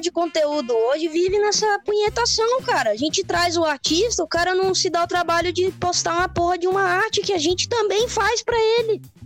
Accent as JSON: {"language": "Portuguese", "region": "Espírito Santo", "country": "Brazil", "said": "eu sou do Espírito Santo"}